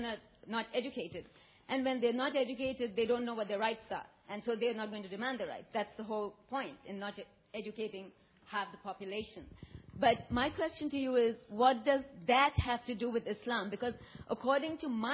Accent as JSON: {"language": "English", "country": "India", "said": "I'm from India"}